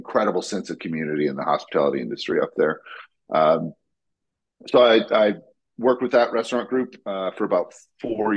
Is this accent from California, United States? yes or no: no; Gainesville, Florida, United States; now in Savannah, United States; I was born and raised in Gainesville.